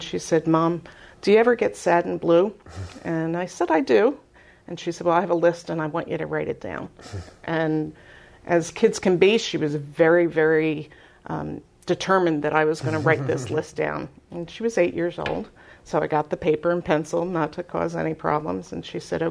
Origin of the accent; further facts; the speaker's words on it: Philadelphia, Pennsylvania, United States; moved away as an adult; now in Spring-Ford area, United States; I grew up in Philadelphia, as you can tell by my accent.